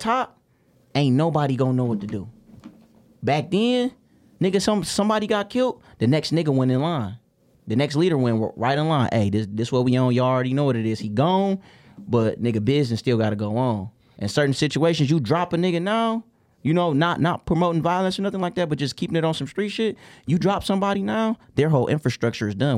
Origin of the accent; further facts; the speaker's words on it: Detroit, Michigan, United States; I grew up in the Brewster Projects and the Herma Gardens. I'm from the West Side